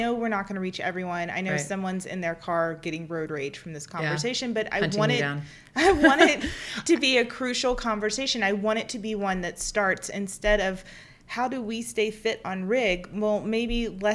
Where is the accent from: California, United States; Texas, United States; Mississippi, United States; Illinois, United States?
Mississippi, United States; I'm Italian and from Mississippi